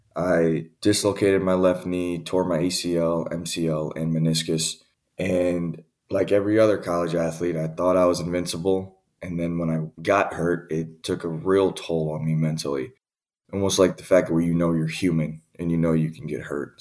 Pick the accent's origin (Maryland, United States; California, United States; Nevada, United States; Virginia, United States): Virginia, United States; Richmond; moved away as an adult; also born or lived in Newport News, Virginia / Nashville, Tennessee / Saginaw, Michigan; now in Michigan, United States; I grew up in Richmond, Virginia